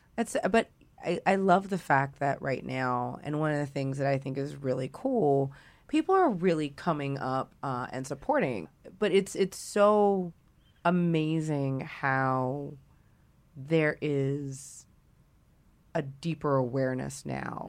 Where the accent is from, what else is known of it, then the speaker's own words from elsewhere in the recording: the South, United States; we're from the South. We're black women.